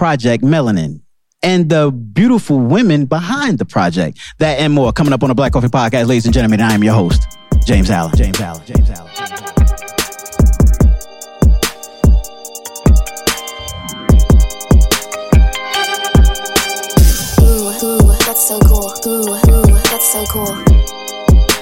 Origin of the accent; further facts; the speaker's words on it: New Jersey, United States; also born or lived in North Carolina; I grew up in New Jersey